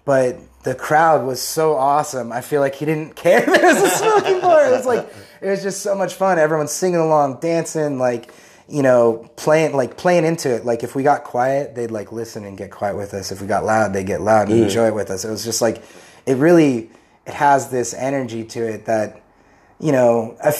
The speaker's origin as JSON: {"language": "English", "region": "California", "country": "United States", "tie": "born or raised there", "moved": "as an adult", "lives_now": "Pennsylvania, United States", "said": "I was born in Pennsylvania, but when I was three, my folks moved to California. Mm-hmm. So it's like, I feel, since I spent 3 to 21 out there, I feel very Californian"}